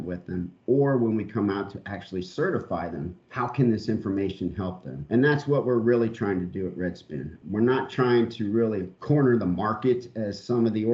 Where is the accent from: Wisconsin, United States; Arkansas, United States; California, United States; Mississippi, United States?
California, United States; San Diego; moved away as an adult; also born or lived in Long Beach, California; I'm originally from Long Beach, California, and then moved when I was younger to San Diego, California, where I actually stayed all the way till I joined the military